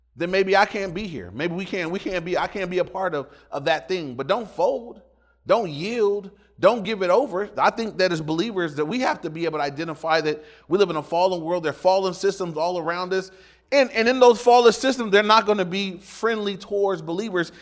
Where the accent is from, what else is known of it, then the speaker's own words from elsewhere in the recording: Inglewood, California, United States; When I went to my dad's house for the weekend, that was in Inglewood too, but it was in the red part of Inglewood